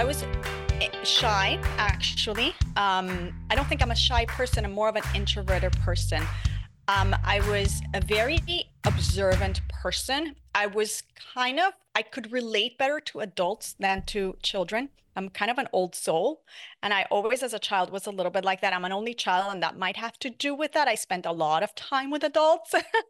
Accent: Puerto Rico, United States; I grew up in Puerto Rico and I loved it. I loved being in the beach. I loved being in the boat.

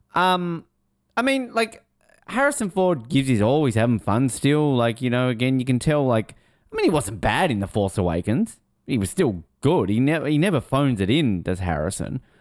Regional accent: Australia; I'm Australian

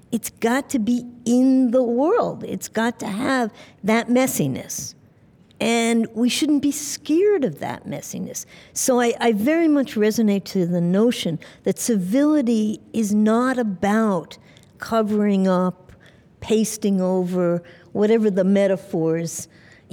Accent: New York City, New York, United States; growing up in New York City

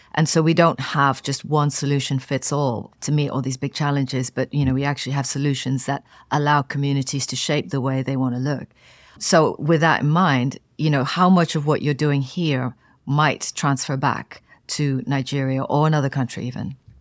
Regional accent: Kenya; I was born into recently independent Kenya into the sort of optimism and the energy of that time. And almost as I started school

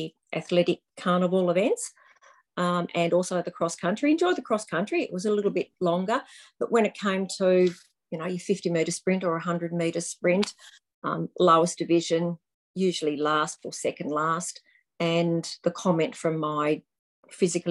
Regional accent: Riverside, Tasmania, Australia; I grew up at Riverside, went to Riverside Primary School, Riverside High

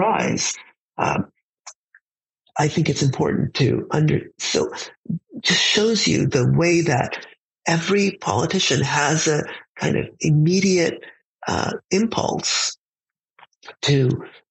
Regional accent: United States; we have as an American society

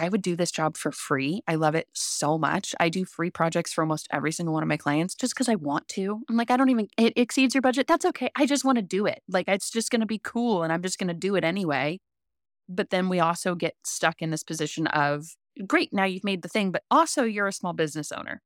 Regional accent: Central Coast, California, United States; I'm from California, born and bred, California raised. Um, I grew up on the Central Coast, which was magical.

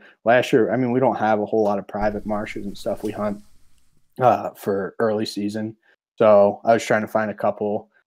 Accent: Pennsylvania, United States; moved away; I grew up back in Pennsylvania

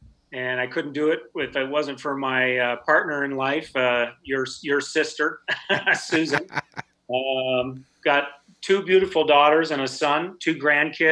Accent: Minnesota, United States; now in Oregon, United States; I grew up in Minnesota. I was a hockey player

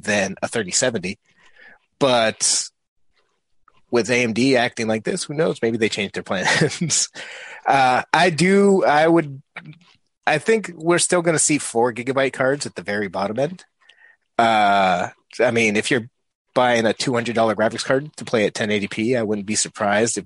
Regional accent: New England, United States; I'm from New England

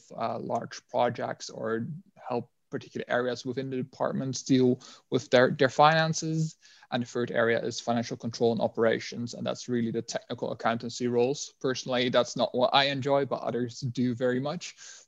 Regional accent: Netherlands; English is a second language; now in United Kingdom; I mean, as you'd be able to tell by my accent, I'm not from the UK originally. I'm from the Netherlands.

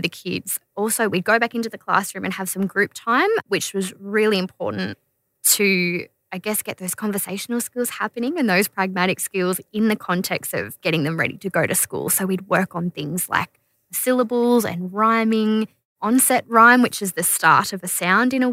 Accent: Kempsey, New South Wales, Australia; I went to school in Kempsey and I grew up in Kempsey

